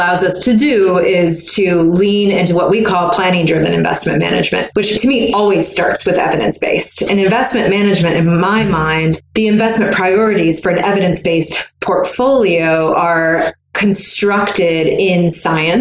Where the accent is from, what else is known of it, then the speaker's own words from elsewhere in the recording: the South, United States; I'm from the South